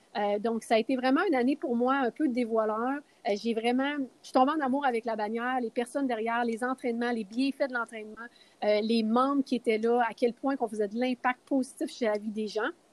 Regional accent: Quebec, Canada; moved away as an adult; also born or lived in Las Vegas; je viens de Québec

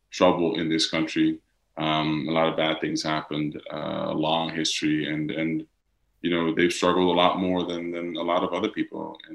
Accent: Netherlands; accent: Dutch; English is a second language; I haven't spoken in my Dutch accent in English for the past five years. English is my second language, it's not

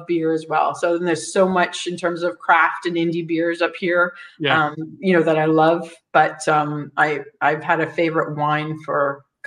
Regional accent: Canada; I'm Canadian.

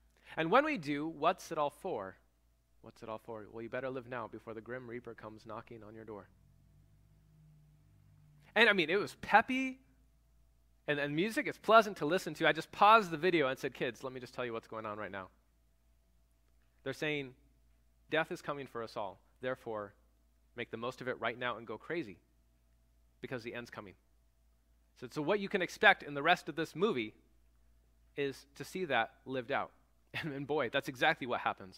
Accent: United States

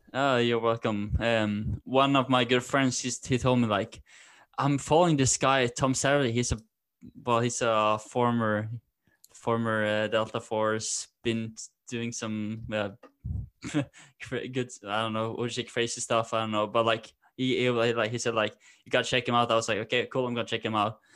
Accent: Norway; also born or lived in Denmark; I'm from Norway

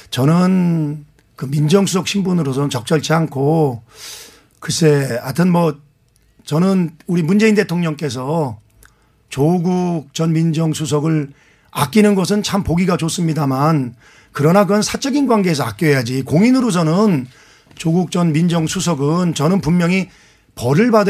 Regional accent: Anseong, Gyeonggi Province, South Korea; 안성 출신

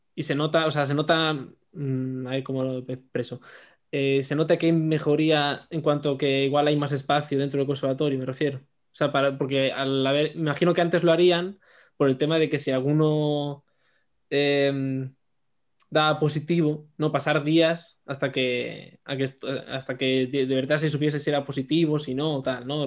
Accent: Madrid, Community of Madrid, Spain; moved away as an adult; now in Badajoz, Spain; soy de Madrid

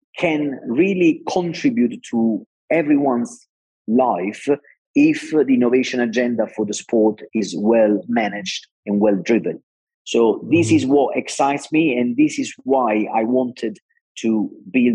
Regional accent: Naples, Campania, Italy; I'm Italian. I come from Naples, that is a city with an incredible sea

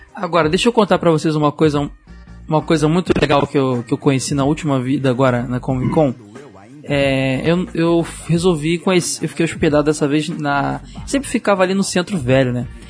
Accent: Rio de Janeiro, Brazil; eu sou do subúrbio do Rio de Janeiro

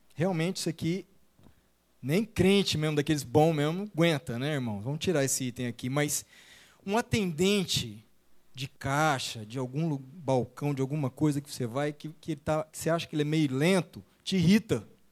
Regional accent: Araçatuba, São Paulo, Brazil; also born or lived in São José do Rio Preto; nós crescemos da nossa infância lá na igreja em Aracatuba

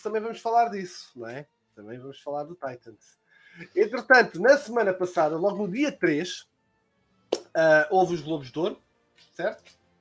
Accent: Lisbon, Portugal; Eu sou de Lisboa

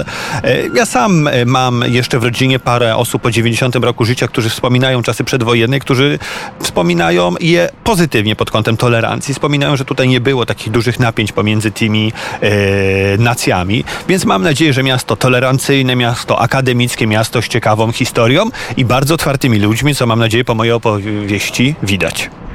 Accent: Łódź, Łódź Voivodeship, Poland; Ja jako łodzianin

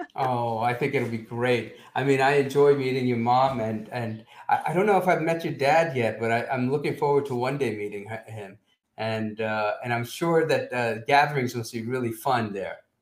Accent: Teaneck, New Jersey, United States; growing up in Teaneck, New Jersey

